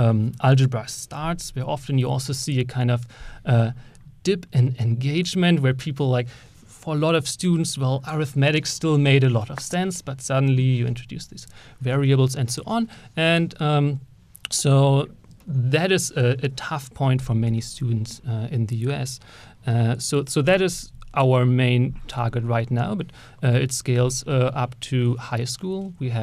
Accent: Germany; moved away as an adult; now in Bloomington, United States; So I came from Germany with a computer science PhD here to IU Bloomington

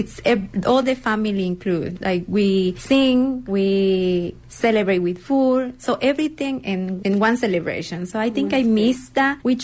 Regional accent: Veracruz, Mexico; now in United States; I'm from Veracruz in a small town

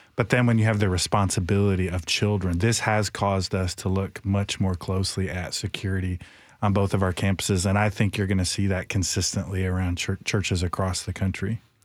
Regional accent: Michigan, United States; now in Nashville, United States; I grew up in Michigan

